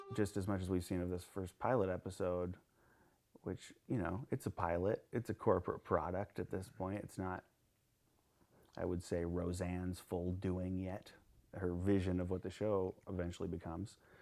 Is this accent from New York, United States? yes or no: no; Nebraska, United States; I'm from Nebraska